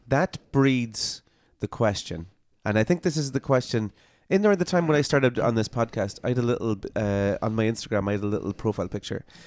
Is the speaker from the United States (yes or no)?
no; Ireland; also born or lived in Belfast; I was born in Belfast. It's not part of the U K. But I grew up in Ireland. I'm Irish